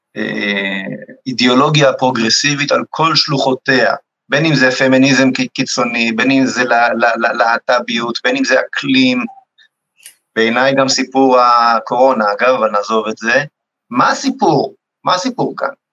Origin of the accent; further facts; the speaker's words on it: Rehovot, Central District, Israel; שגדלתי בבית, בבית משותף ברחובות